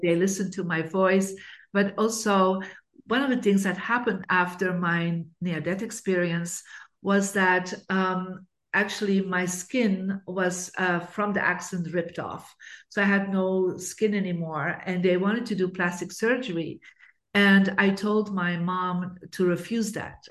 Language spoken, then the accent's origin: English; Bruges, Flanders, Belgium; I actually grew up in Belgium in a beautiful city called Bruges.